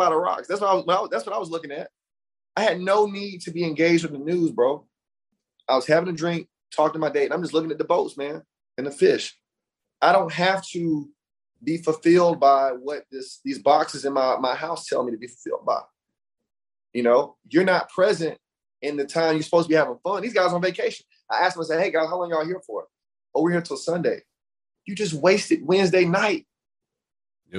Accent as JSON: {"language": "English", "region": "Alabama", "country": "United States", "also_born_or_lived": "Brooklyn, New York", "said": "I'm from the South, I'm from Alabama."}